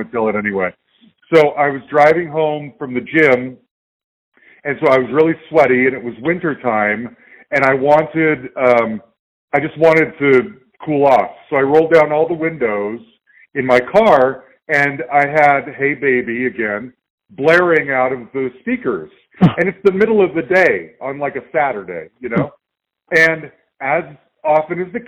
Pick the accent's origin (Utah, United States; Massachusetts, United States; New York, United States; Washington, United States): Utah, United States; Salt Lake City; now in Denver, United States; I live in Denver, and I'm from Salt Lake City originally